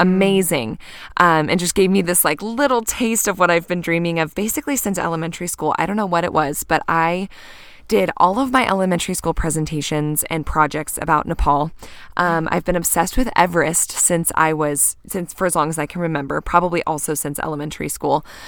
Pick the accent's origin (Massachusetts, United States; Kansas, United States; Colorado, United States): Kansas, United States; now in Bend, United States; growing up in Kansas